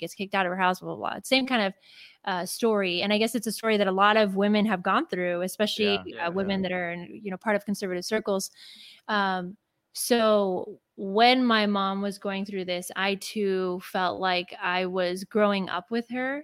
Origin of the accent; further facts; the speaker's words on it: Los Angeles, California, United States; I was born and raised in Los Angeles, California.